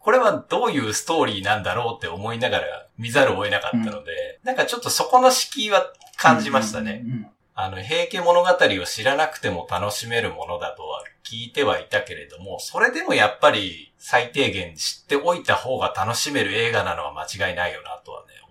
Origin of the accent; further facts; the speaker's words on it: Hamamatsu, Shizuoka, Japan; 私の地元の浜松市